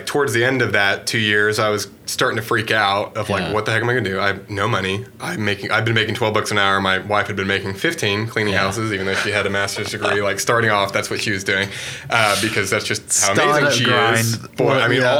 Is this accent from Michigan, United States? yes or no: no; Texas, United States; moved away as an adult; also born or lived in Alabama / Houston / Panama; I'm from Texas